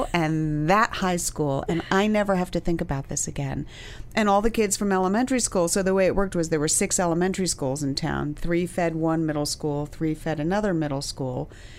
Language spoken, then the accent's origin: English; New York City, New York, United States; moved away as an adult; also born or lived in Brooklyn, New York / Ridgewood; I grew up in Manhattan and it was great.